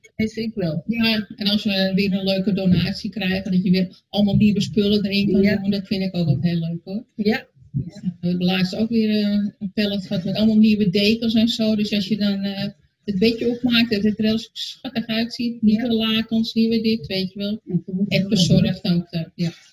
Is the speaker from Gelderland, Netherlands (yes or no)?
no; Alkmaar, North Holland, Netherlands; Ik kom uit Alkmaar